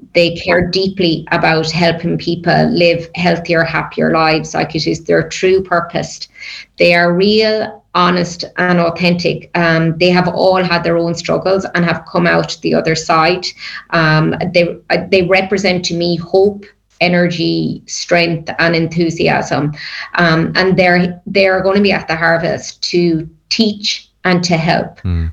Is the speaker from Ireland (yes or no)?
yes; Ireland; as Irish people